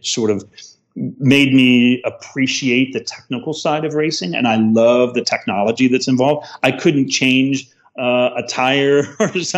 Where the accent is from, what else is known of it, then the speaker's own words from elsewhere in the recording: Indianapolis, Indiana, United States; I grew up in Indianapolis